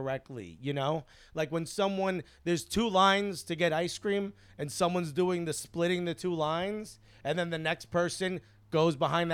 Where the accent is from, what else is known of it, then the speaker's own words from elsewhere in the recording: Newark, New Jersey, United States; first language Spanish; English is a second language; I'm from Newark